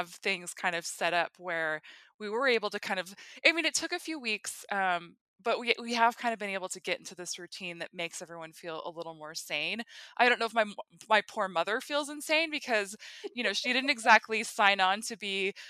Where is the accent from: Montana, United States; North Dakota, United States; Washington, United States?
North Dakota, United States; so I grew up in North Dakota, and so we would go to Regina for field trips when I was in elementary school